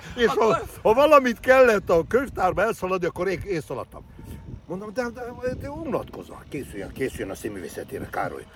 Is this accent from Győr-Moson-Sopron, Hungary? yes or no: yes; Hegykő, Győr-Moson-Sopron, Hungary; moved away; also born or lived in Székesfehérvár; Tehát az igazi haza az mindig a szülőfalum hegykő, ott a Fertőtó partján